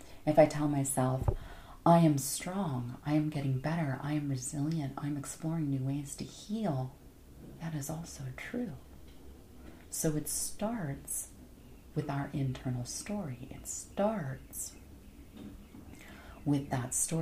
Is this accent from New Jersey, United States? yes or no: no; Florida, United States; also born or lived in Hawaii; now in Phoenix, United States; I grew up in Florida. I am a sun, sand, and surf girl